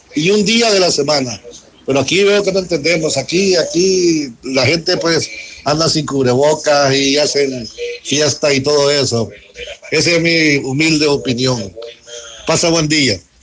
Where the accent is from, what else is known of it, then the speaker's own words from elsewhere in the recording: El Salvador; moved away; Yo soy de El Salvador